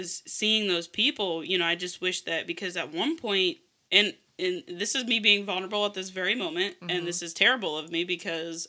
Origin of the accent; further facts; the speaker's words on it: Caroline County, Virginia, United States; I was born and raised in Caroline County